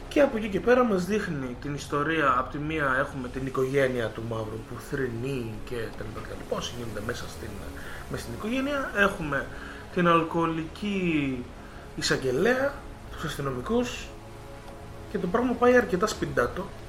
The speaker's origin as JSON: {"language": "Greek", "country": "Greece", "said": "εμείς σαν Έλληνες που είμαστε μια χώρα της Ανατολής"}